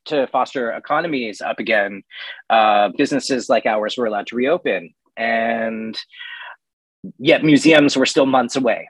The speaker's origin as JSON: {"language": "English", "region": "New York", "country": "United States", "said": "I'm from New York"}